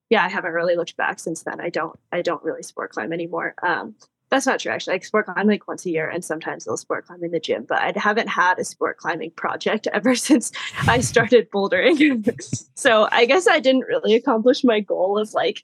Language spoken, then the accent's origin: English; East Coast, United States; I grew up on the East Coast